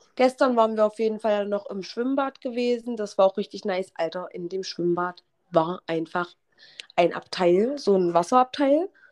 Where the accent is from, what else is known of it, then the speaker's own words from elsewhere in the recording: Halle, Saxony-Anhalt, Germany; meine Freundin und ich, die, wir, wir kommen ja beide aus Halle